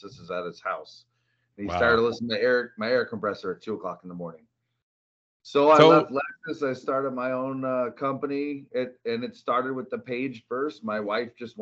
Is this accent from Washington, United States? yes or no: yes; a small town north of Seattle, Washington, United States; moved away as an adult; also born or lived in Arizona; now in Phoenix, United States; grew up in Seattle, a little small town north of Seattle, Washington